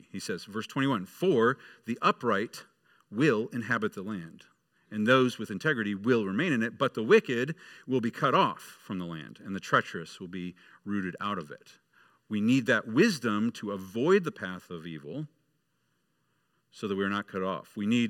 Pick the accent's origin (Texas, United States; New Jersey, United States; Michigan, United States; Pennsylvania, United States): Michigan, United States; Until a few years later when the Detroit Red Wings, I grew up in Michigan, the Detroit Red Wings started being really good